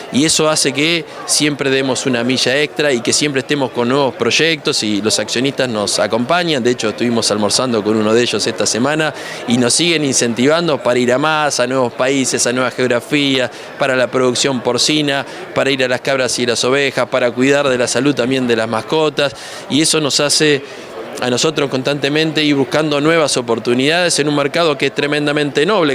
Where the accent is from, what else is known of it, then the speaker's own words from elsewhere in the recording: Escobar, Buenos Aires Province, Argentina; Soy argentino, nacido en Escobar, una ciudad muy cerca de Garín